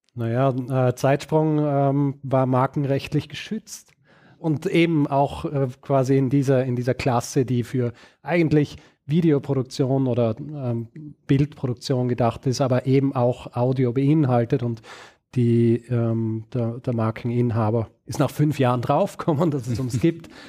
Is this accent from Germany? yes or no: no; Vorarlberg, Austria; moved away as an adult; also born or lived in Graz; now in Vienna, Austria; ursprünglich bin ich in Vorarlberg aufgewachsen und in Graz geboren